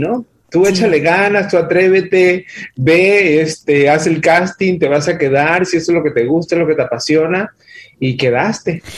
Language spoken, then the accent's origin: Spanish; Villahermosa, Tabasco, Mexico; also born or lived in Dallas/Fort Worth, Texas; now in Dallas, United States; Soy originario de Villahermosa, Tabasco.